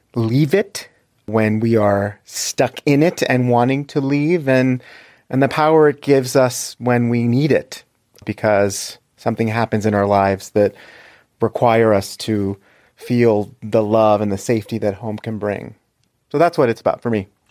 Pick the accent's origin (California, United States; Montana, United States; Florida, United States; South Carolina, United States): Florida, United States; South; I'm from South Florida.